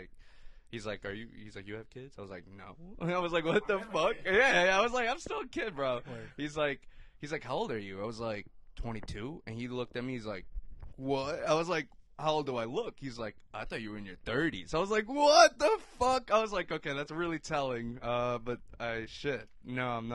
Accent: New York, United States; And he asked me where I'm from. I said, New York.

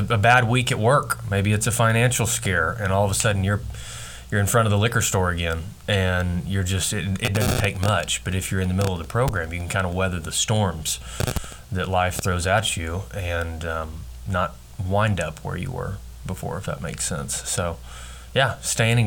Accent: Hydro, Oklahoma, United States; growing up in Hydro, Oklahoma, I mean, we had a great childhood

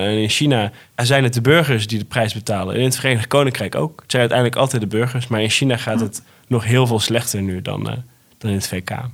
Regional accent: Netherlands; als Nederlander

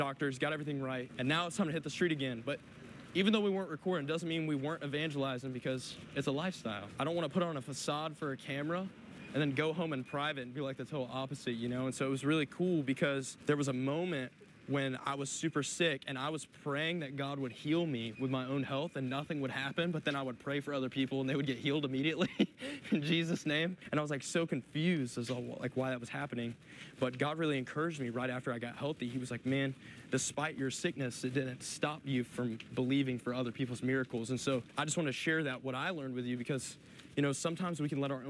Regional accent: the South, United States; I'm from the South

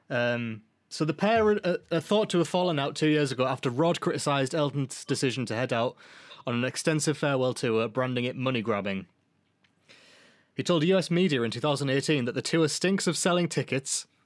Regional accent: England, United Kingdom; forgive me. I'm English.

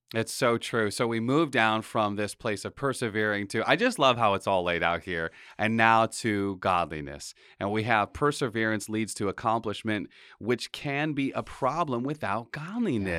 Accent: Pawtucket, Rhode Island, United States; we grew up in Pawtucket

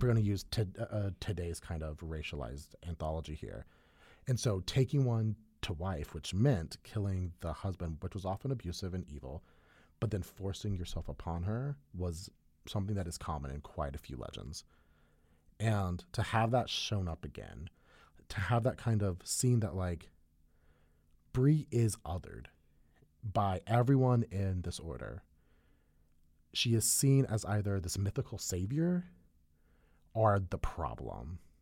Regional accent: Upstate South Carolina, United States; accent: Southern; someone who was born and raised in South Carolina. Like I was born in the upstate, I was raised in the upstate

